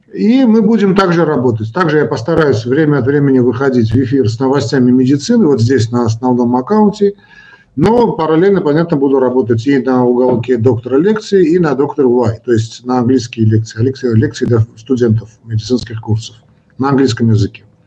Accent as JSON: {"language": "Russian", "country": "Armenia", "said": "Я хоть и армянин, но считаю себя человеком э, российской, русской культуры"}